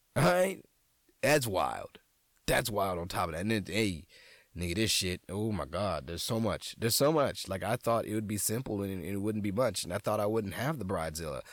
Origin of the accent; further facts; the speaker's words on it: New Orleans, Louisiana, United States; moved away; I'm a nigga from New Orleans